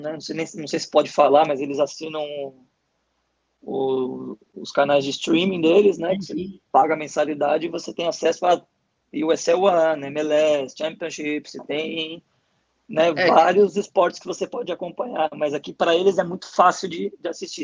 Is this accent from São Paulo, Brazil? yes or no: yes; São Paulo, Brazil; moved away as an adult; also born or lived in Bulgaria; now in United States; Sim, eu sou de São Paulo, capital. Né? Nascido e criado em São Paulo.